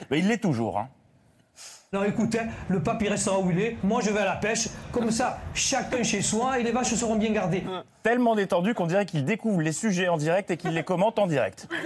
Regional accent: Belgium; Je suis belge et en Belgique, le rugby, ce n'est

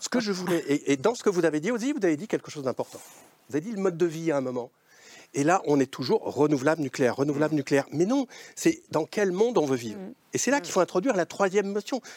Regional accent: Lozère, Occitania, France; je suis plutôt de la Lozère que du Lot

